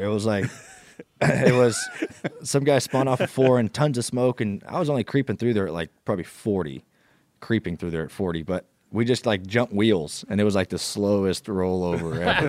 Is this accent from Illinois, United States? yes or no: no; North Carolina, United States; also born or lived in Ohio; I was born in Ohio and my dad was still racing sprint cars when I was born, but, you know, late 90s, we moved down to North Carolina when he started driving